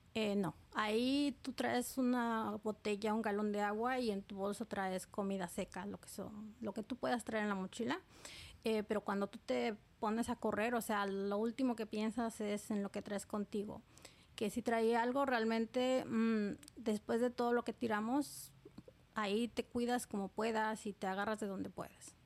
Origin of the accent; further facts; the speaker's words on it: Oaxaca, Mexico; moved away as an adult; now in New York, United States; soy del estado de Oaxaca, Oaxaca, México